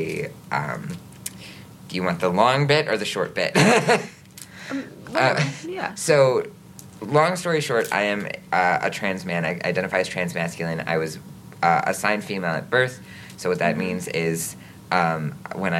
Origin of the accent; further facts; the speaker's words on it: Green Bay, Wisconsin, United States; I was born and raised in Green Bay